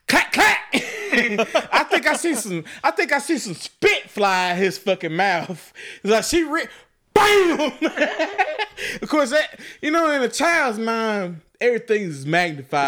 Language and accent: English; Chattanooga, Tennessee, United States; moved away; I grew up in Chattanooga, Tennessee